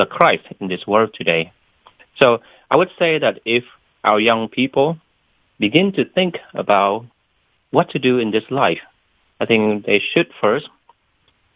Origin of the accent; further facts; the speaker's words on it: Vietnam; moved away as an adult; now in Atlanta, United States; My vocation story started when I was still a high school student in Vietnam. I was born in Vietnam. And I didn't come to the United States until I was 19